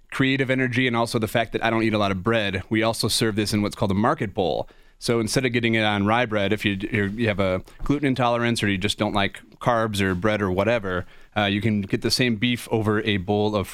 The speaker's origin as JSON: {"language": "English", "town": "Chicago", "region": "Illinois", "country": "United States", "lives_now": "Denver, United States", "said": "It's our first spot here in Denver. We're originally from Chicago."}